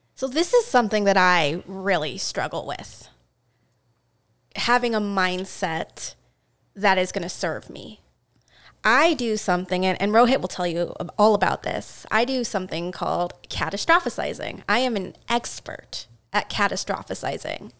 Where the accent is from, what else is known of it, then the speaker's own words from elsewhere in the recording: Seattle, Washington, United States; I grew up in Seattle.